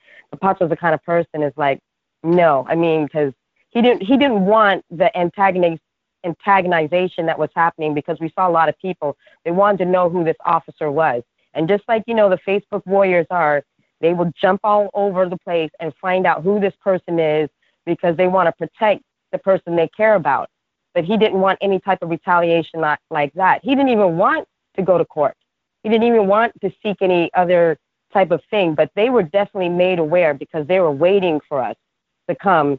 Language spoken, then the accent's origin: English; New York City, New York, United States; I'm from Brooklyn